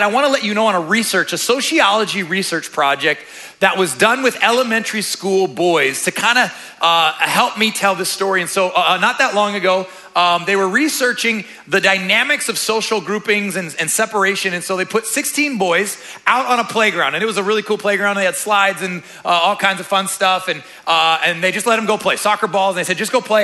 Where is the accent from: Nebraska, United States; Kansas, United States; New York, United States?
Nebraska, United States; Omaha; moved away as an adult; now in Florida, United States; I'm actually from the Midwest. I'm a Nebraska boy. Spent about 16 years in Omaha